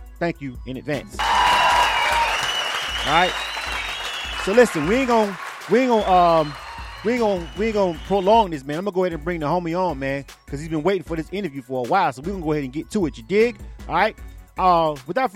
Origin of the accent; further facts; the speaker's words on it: Florida, United States; I'm from Florida